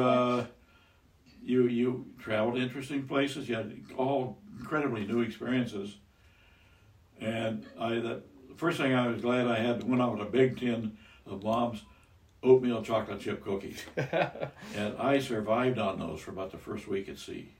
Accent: Iowa, United States; I was raised in Iowa.

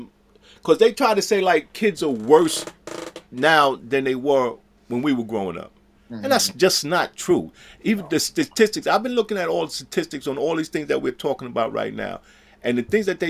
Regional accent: New York City, New York, United States

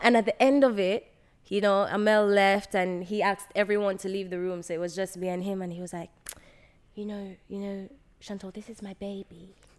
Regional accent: Jamaica; I was raised in Jamaica

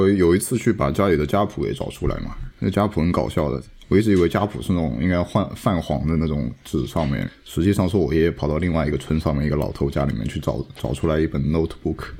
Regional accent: Liyang, Jiangsu, China; moved away; 因为我们三个人都来自于江苏苏南的县城，然后我是来自于江苏常州的溧阳市

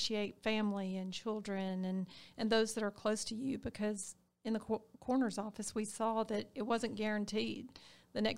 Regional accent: Harris County, Georgia, United States; I'm a Harris County girl. I was born and raised in Harris County

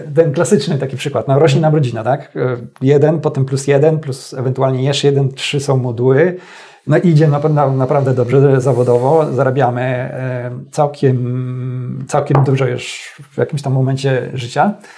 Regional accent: Stalowa Wola, Subcarpathian Voivodeship, Poland; moved away; also born or lived in Warsaw; do rodzinnej Stalowej Woli

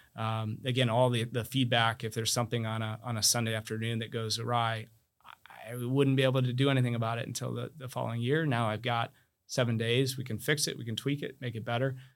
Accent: Iowa, United States; also born or lived in Amherst, Massachusetts; now in Palm Beach County, United States

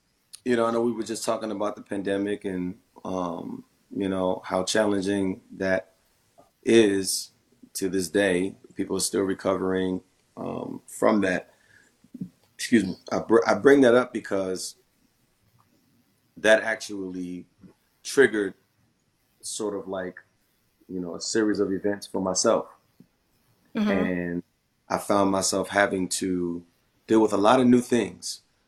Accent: Philadelphia, Pennsylvania, United States; I'm from Philly and how, you know, there's certain reasons why I made a decision to move away.

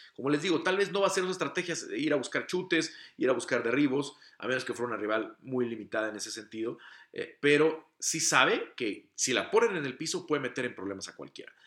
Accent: Mexico; como mexicano

